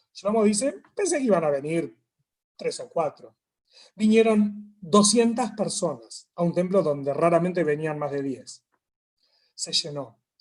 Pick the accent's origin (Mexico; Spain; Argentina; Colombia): Argentina; somos de Argentina